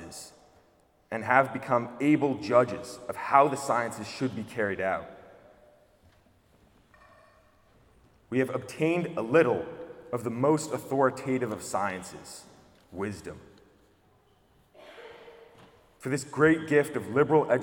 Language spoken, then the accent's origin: English; United States; I'm also American. I only speak one language.